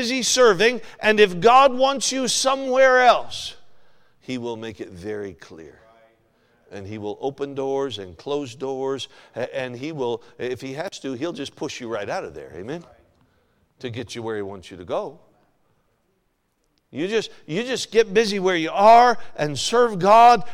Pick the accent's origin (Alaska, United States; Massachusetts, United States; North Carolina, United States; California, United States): Alaska, United States; moved away as an adult; now in Ohio, United States; I'm from Alaska, you know that. Spent most of my life in Alaska.